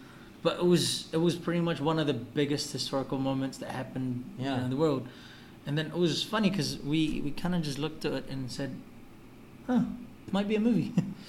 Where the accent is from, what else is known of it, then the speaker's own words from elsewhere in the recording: New Zealand; moved away as an adult; also born or lived in Baybay, Leyte, Philippines; now in Cebu, Philippines; I grew up in New Zealand 10 years.